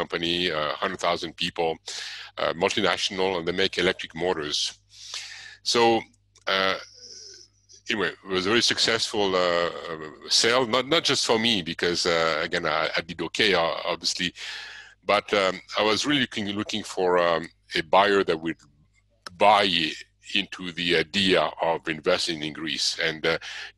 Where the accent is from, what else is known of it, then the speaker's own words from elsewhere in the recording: Switzerland; moved away as an adult; also born or lived in Arizona, United States; I was born and raised in Switzerland. I moved to the USA when I was 23